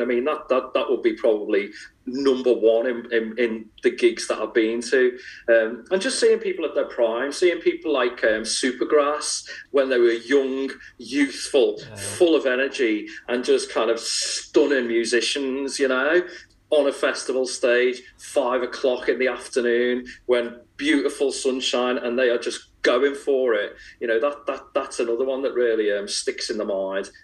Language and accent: English; Liverpool, North West England, United Kingdom; growing up in Liverpool